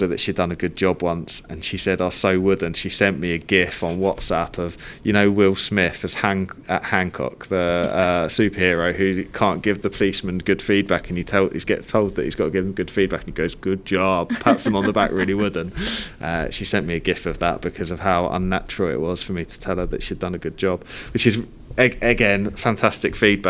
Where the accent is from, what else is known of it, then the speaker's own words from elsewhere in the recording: Cambridge, East of England, United Kingdom; we grew up around Cambridge